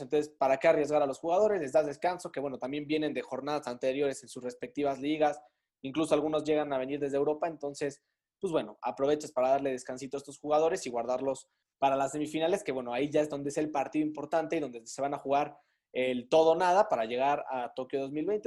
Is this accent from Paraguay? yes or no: no; Mexico; como mexicano